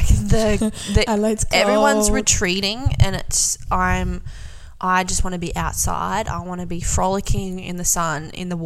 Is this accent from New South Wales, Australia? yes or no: yes; Kiama, New South Wales, Australia; moved away as an adult; also born or lived in Cairns, Queensland; now in Adelaide, Australia; I'm from New South Wales originally, born and bred. So, like, south of Sydney. It's a small town called